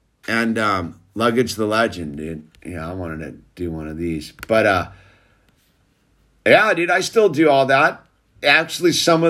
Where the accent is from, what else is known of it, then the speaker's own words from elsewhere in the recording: New Zealand; I'm from New Zealand, so I'm probably fake.